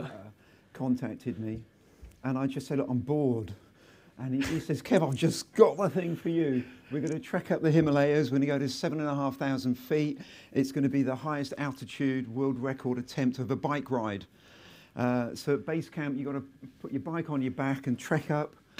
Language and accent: English; Selsey, South East England, United Kingdom; my hometown, which is Selseybill in West Sussex